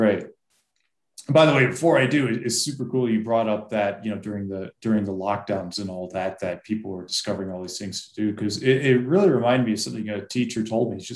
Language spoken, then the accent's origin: English; Massachusetts, United States; I grew up in Massachusetts